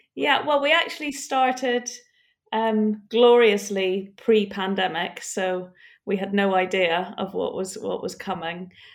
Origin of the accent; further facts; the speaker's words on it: Northern Ireland, United Kingdom; I'm from Northern Ireland